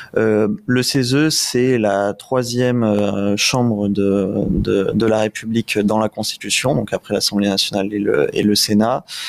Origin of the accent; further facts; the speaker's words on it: Réunion; en tant que jeune ultramarin puisque je viens de la Réunion